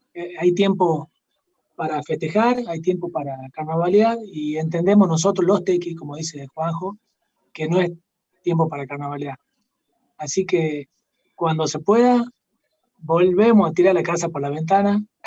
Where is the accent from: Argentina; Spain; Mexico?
Argentina; Jujuy; Somos, somos jujeños, como decía hace rato, amamos el lugar donde hemos nacido